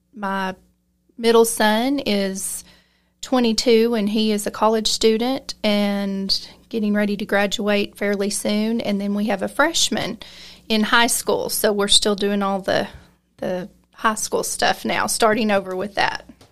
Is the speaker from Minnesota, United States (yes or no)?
no; Lamesa, Texas, United States; I was raised here in La Mesa, grew up here